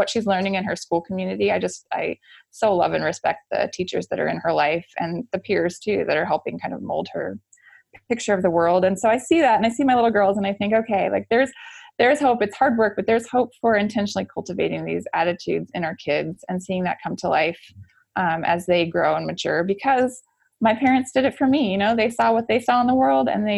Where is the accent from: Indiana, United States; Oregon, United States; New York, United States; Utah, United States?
Oregon, United States; I'm from Oregon.